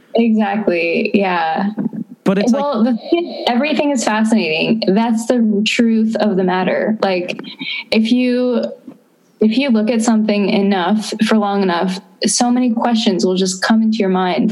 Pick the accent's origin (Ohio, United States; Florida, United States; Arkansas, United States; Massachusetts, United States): Florida, United States; moved away as an adult; also born or lived in Austin, Texas; I am from Florida